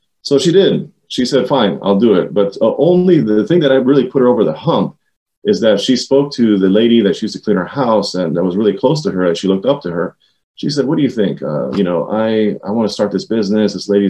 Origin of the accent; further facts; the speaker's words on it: Silver Spring, Maryland, United States; also born or lived in Washington, D.C.; We grew up in Silver Spring, Maryland, Montgomery County, Maryland, and I've been here all my life